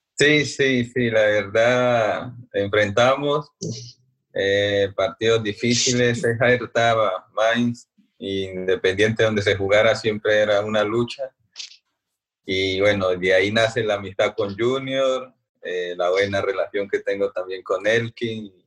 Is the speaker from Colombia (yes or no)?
yes; Colombia; moved away as an adult; also born or lived in Berlin, Germany; como colombianos